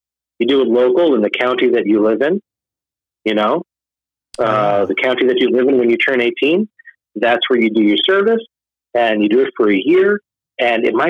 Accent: Israel; now in United States; being an American in Israel was kind of like a popular thing at the time when I was growing up.

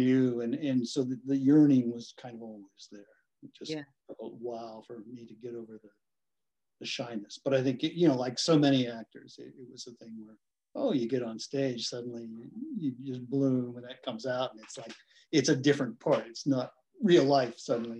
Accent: northern Kentucky, United States; also born or lived in Cincinnati, Ohio / Lexington, Kentucky; I was born in Cincinnati, which is right across the river from Kentucky, and grew up in northern Kentucky, and went to school here in Lexington at the University of Kentucky. So yeah, I am a Kentucky boy

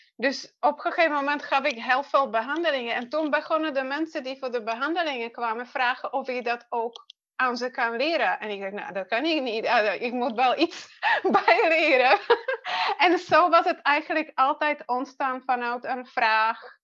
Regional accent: Czechia; Dutch is a second language; moved away as an adult; now in Netherlands; Ik ben geboren in Tsjechië en ik woon in Nederland. Um, het wordt 21 jaar dit jaar. Eh, dat, ik, dat ik naar Nederland kwam

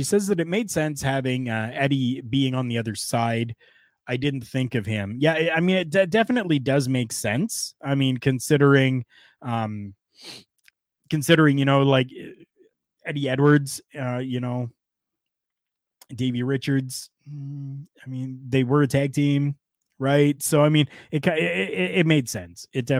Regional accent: Canada

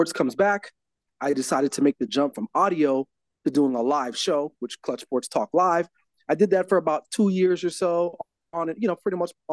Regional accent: Los Angeles, California, United States; I'm born and raised in Los Angeles, California

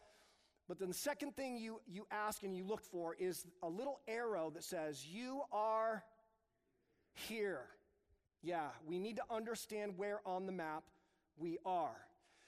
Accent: United States; I am so American.

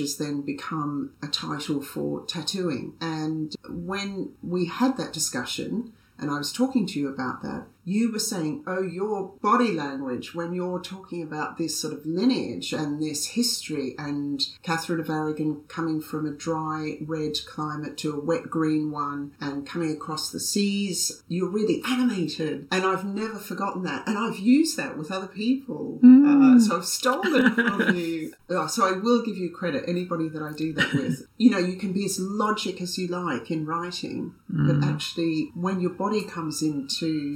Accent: Australia; I'm Australian

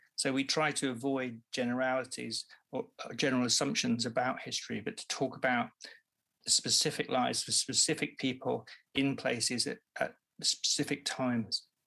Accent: Devon, South West England, United Kingdom; where I grew up in Devon, it was mostly retired people.

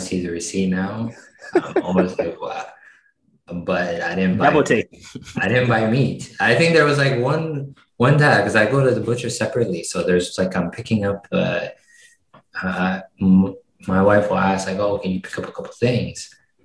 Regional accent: Canada; as a Canadian

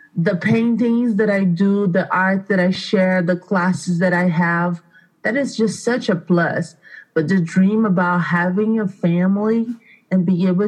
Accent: Brazil; English is a second language; moved away as an adult; now in Aurora, United States; I am originally from Brazil. I came from Brazil about 15 years ago

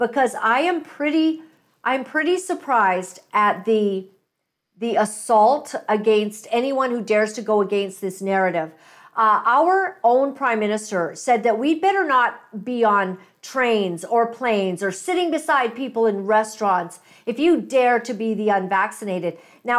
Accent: Canada; You're basically going to stand your ground in what you know to be, I think, as a Canadian.

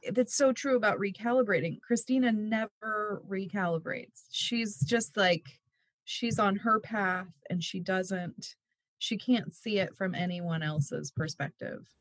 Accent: Pittsburg, Kansas, United States; now in Overland Park, United States; still live in my childhood home in Pittsburgh

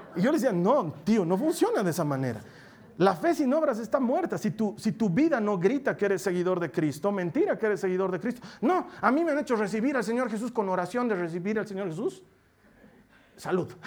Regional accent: Bolivia

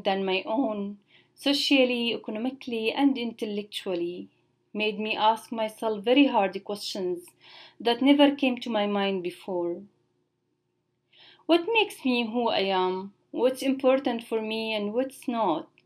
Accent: Damascus, Damascus Governorate, Syria; moved away; growing up in Syria, in the capital city in Damascus

